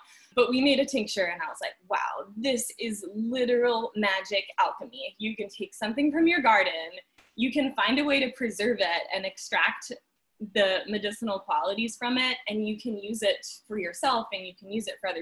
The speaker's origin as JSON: {"language": "English", "region": "New Jersey", "country": "United States", "tie": "born or raised there", "said": "I grew up in New Jersey in a suburb of New York City"}